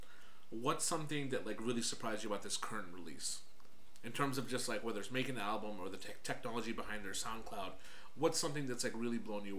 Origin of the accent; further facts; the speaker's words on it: Northern Virginia, United States; I'm from the DMV, you know, I'm from Northern Virginia